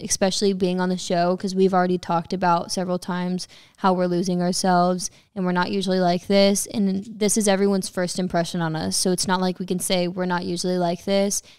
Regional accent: Texas, United States; moved away; I am from Texas

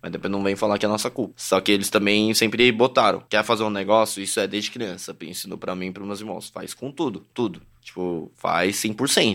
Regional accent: São Paulo, Brazil; also born or lived in Toronto, Canada; eu nasci literalmente no Canindé, no Braz Paricanindé né? Então, é o meu linguajar, é o meu jeito como eu cresci lá

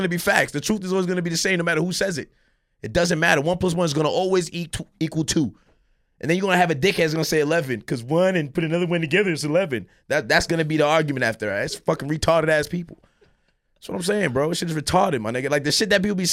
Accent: Miami, Florida, United States; I was born in Miami, Florida

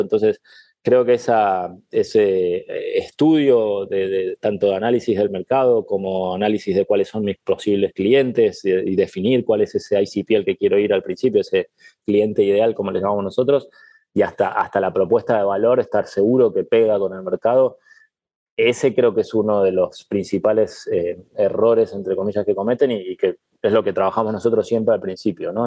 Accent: Argentina; moved away as an adult; also born or lived in Spain / Canada / Indonesia / Mexico; now in Miami, United States; yo soy muy argentino

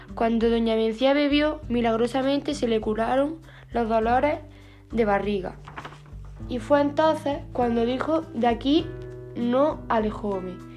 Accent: Noalejo, Andalusia, Spain; Nualejo, mi pueblo

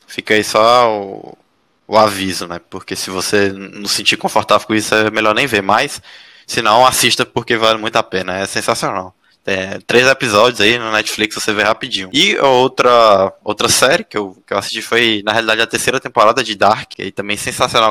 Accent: Teresina, Piauí, Brazil; moved away as an adult; now in São José dos Campos, Brazil; eu sou de Teresina, eu costumo passar as férias, voltar para passar as férias

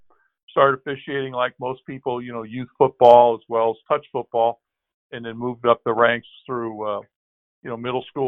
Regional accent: Columbus, Ohio, United States; I'm from Columbus, of course, in the center of the state

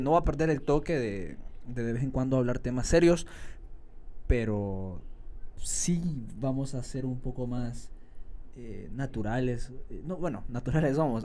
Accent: San Salvador, El Salvador; Yo no soy de San Miguel, soy capitalino

